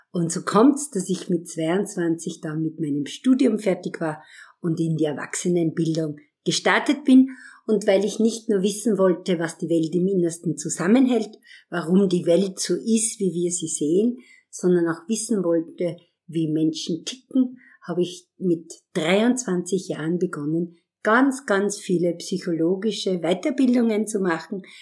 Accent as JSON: {"language": "German", "country": "Austria", "tie": "born or raised there", "moved": "yes", "lives_now": "Vienna, Austria", "said": "ich bin am Land aufgewachsen in der Semmering-Region"}